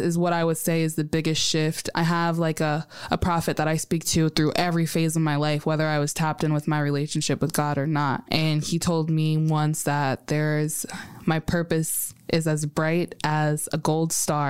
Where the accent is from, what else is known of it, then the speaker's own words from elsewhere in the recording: United States; I was born in America